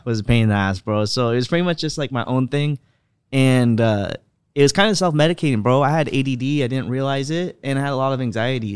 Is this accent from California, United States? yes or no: yes; California, United States; I grew up in the Prop two fifteen market, so weed was pretty much legal here